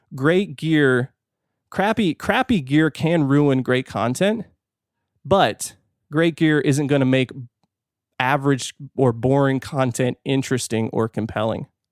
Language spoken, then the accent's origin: English; California, United States; now in Fort Worth, United States; I'm from California